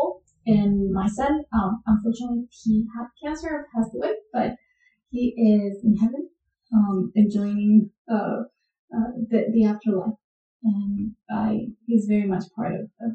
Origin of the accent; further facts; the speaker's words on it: Colombia; moved away as an adult; now in United States; I was born and raised in Colombia. And then I came to the United States to pursue my degree in my master's degree